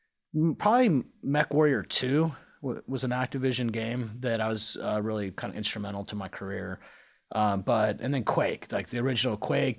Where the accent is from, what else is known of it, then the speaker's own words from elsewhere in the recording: Cincinnati, Ohio, United States; Cincinnati, Ohio. The internet thinks I'm from Phoenix or something.